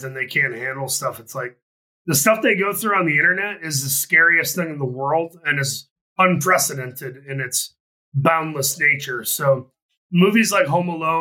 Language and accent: English; Saginaw, Michigan, United States; my hometown of Saginaw, Michigan